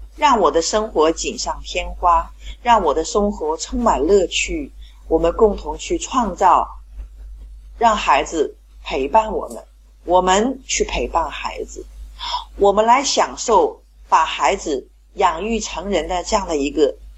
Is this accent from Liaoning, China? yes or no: no; Qingdao, Shandong, China; 我是来自青岛的